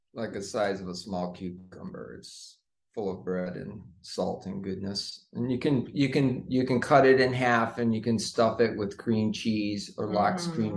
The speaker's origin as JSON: {"language": "English", "town": "Seattle", "region": "Washington", "country": "United States", "tie": "born or raised there", "said": "Born in the USA, born in Seattle, but my mom's Canadian, so I'm Canadian"}